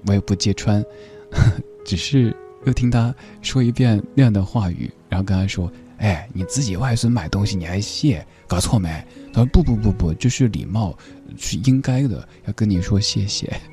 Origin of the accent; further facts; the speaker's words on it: Sichuan, China; accent: Sichuanese; 我们四川话里说清廷是说丁丁妈儿